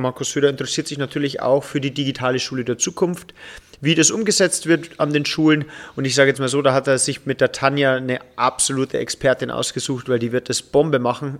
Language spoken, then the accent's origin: German; Upper Palatinate, Bavaria, Germany; hier als Oberpfälzer